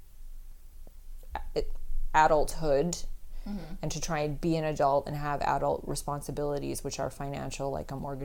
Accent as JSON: {"language": "English", "town": "Edmonton", "region": "Alberta", "country": "Canada", "tie": "born or raised there", "also_born_or_lived": "Nova Scotia", "moved": "as an adult", "lives_now": "Montreal, Canada", "said": "I born and raised in Edmonton, Alberta"}